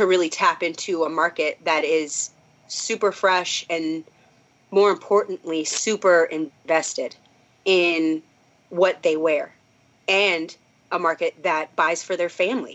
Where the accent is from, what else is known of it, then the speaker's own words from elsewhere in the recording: Minnesota, United States; I'm from Minnesota